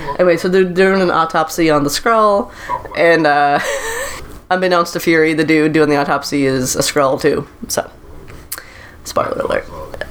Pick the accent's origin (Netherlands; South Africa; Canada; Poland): Canada; Nova Scotia; moved away; I'm from Nova Scotia